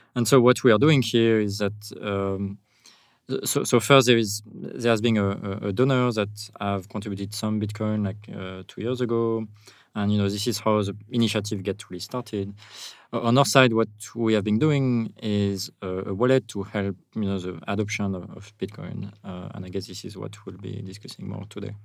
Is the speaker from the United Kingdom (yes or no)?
no; France; accent: French; English is a second language; also born or lived in United States; now in El Zonte, El Salvador; with my accent, I'm I'm a French guy